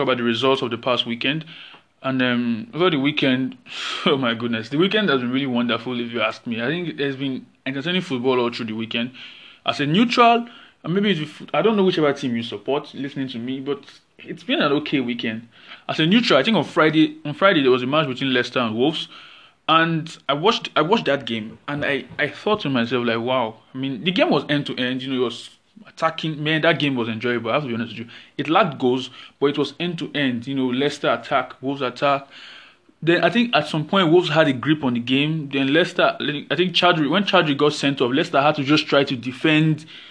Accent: Nigeria; As a Nigerian

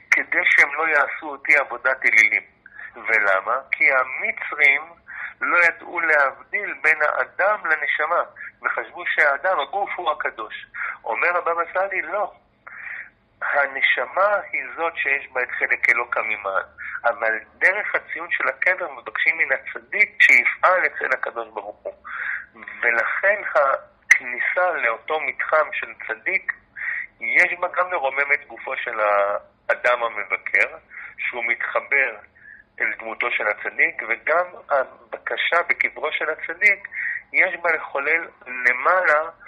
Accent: Jaffa, Tel Aviv District, Israel; נולדתי אכן ביפו … בתו של הרב אברהם מצד אבי, אבי שלי משנות ה-50, אני נולדתי ביפן, אני דובר את השפה המרוקאית

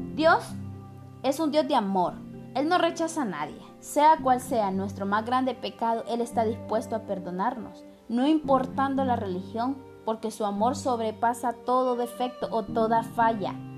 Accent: Honduras; yo como hondureña

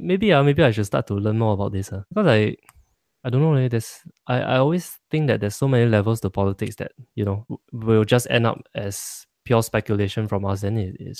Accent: Singapore; sometimes the Singaporean Chinese a bit gray area, no? Because we pray to the Buddha and we also pray to Taoism.

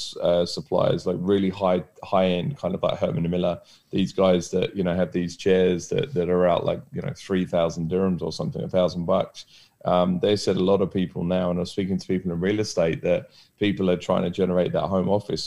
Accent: England, United Kingdom; moved away; being English

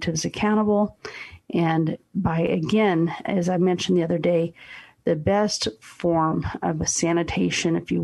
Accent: United States; as American citizens

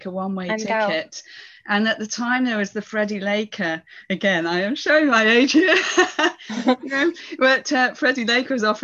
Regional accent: United Kingdom; another local teacher in my hometown in the UK

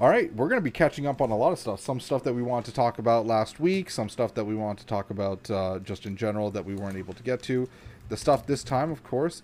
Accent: Canada; as a Canadian

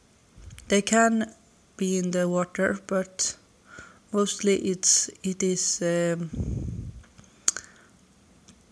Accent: Sweden; English is a second language; I'm from Sweden

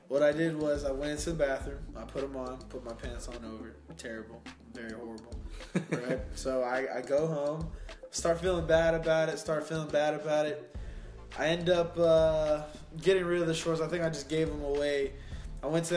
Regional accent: San Antonio, Texas, United States; started out in Delcrest, born and raised in San Antonio.

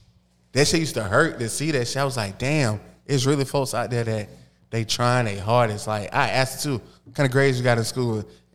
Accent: Atlanta, Georgia, United States; accent: Southern; also born or lived in Los Angeles; I was in L.A., but I'm from Atlanta, so I was real Southern anyway.

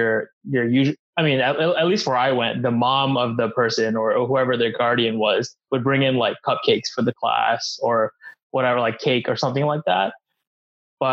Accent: Philadelphia, Pennsylvania, United States; I born and raised in Philly, not West Philly, but Northern Philly

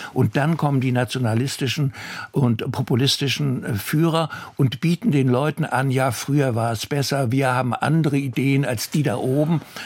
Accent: Northern Germany, Germany; bei uns im Norden

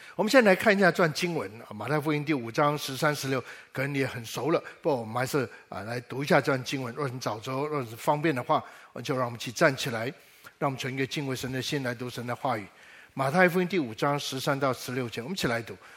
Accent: Taiwan; 我小时候在台湾

